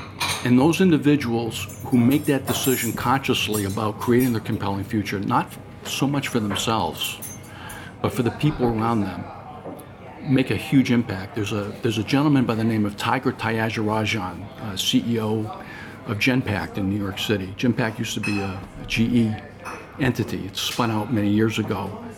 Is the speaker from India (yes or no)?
yes; India; you see, I grew up in India. I had nothing in my life, nothing.